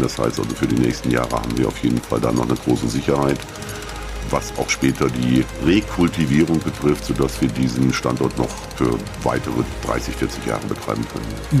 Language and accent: German; Waldeck-Frankenberg district, Hesse, Germany; wir sind alle aus dem Kreis Waldeck Frankenberg